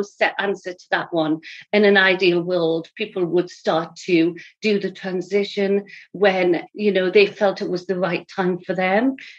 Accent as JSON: {"language": "English", "region": "England", "country": "United Kingdom", "moved": "as an adult", "said": "I was just coming from England. My husband got relocated over here. And in my previous life, I was a Macmillan nurse in England for 20 years."}